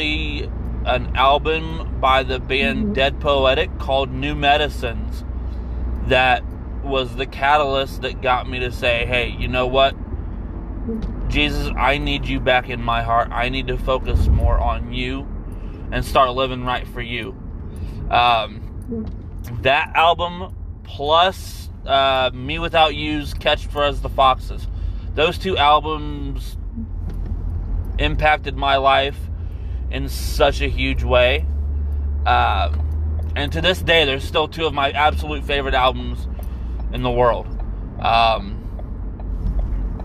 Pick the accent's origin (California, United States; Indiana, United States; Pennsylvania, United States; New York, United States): Indiana, United States; Anderson; now in Indianapolis, United States; I was born in Anderson, Indiana, 1988